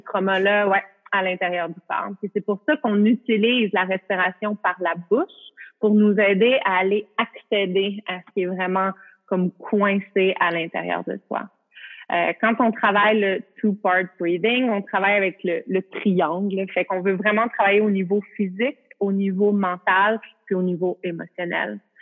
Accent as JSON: {"language": "French", "country": "Canada", "said": "je peux pas travailler aux États-Unis, je suis canadienne"}